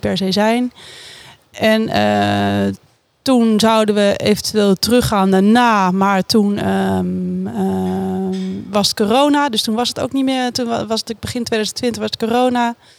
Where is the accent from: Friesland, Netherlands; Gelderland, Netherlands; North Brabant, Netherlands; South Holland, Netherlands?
South Holland, Netherlands; Oegstgeest; Sindsdien ben ik opgegroeid in Oesgeest